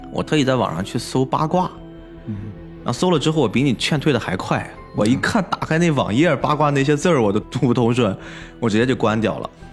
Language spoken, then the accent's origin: Chinese; Qingdao, Shandong, China; 我们青岛这边的崂山